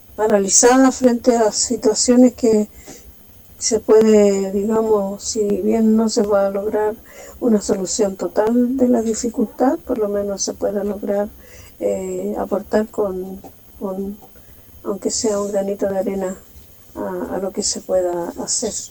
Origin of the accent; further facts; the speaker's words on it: Chile; nos motiva a nosotros como chilenos